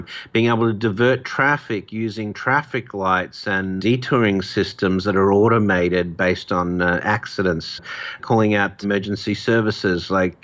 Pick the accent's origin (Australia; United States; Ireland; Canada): Australia; in my home country, Australia